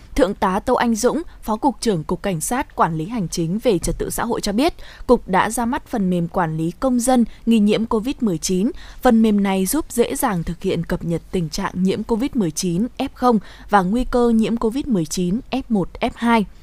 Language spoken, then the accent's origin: Vietnamese; Tuyên Quang, Vietnam; quê ở Tuyên Quang